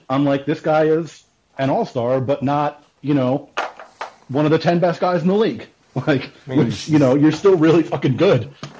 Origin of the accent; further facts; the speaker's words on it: New York, United States; I'm from New York